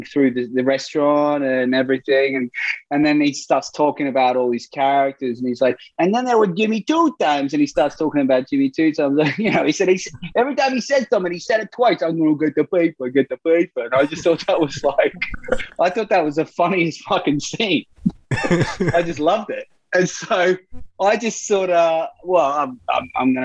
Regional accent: Brisbane, Queensland, Australia; I grew up in Brisbane in Australia

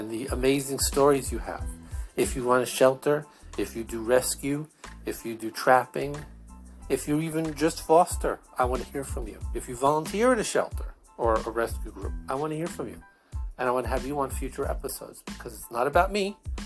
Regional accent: Brooklyn, Long Island, New York, United States; accent: Brooklyn, Long Island, formerly Jewish; my accent is, Brooklyn, Long Island, a formerly Jewish accent

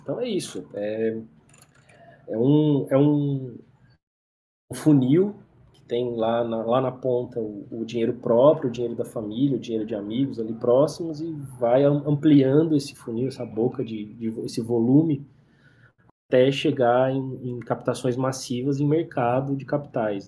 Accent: interior of São Paulo, Brazil; eu sou do interior de São Paulo

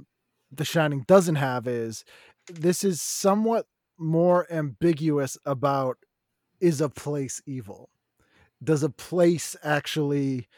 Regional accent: New England, United States; all of us growing up in New England had some bullshit Satanist story in our town.

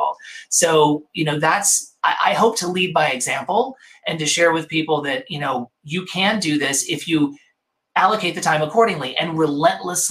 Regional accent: Mississippi, United States; also born or lived in New York; now in Los Angeles, United States; growing up in Mississippi

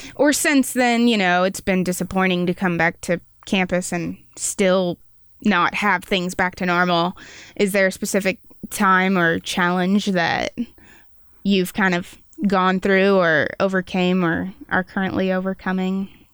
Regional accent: Wichita, Kansas, United States; moved away as an adult; now in Manhattan, Kansas, United States; I went to a Catholic school. I'm, I'm from Wichita

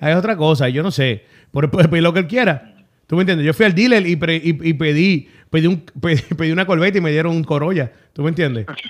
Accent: Fajardo, Puerto Rico; also born or lived in Luquillo, Puerto Rico; yo soy de Fajardo

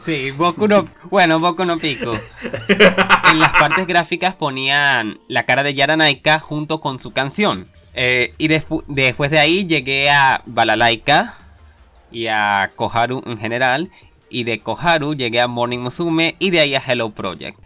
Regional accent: Venezuela; soy venezolano

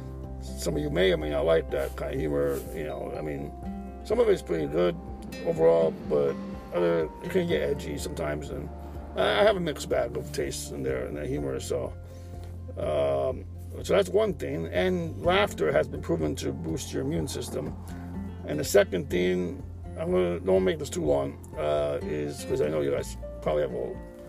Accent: United States; as an American

